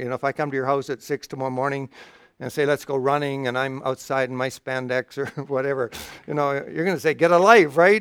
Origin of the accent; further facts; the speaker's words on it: Canada; I'm, I'm from Canada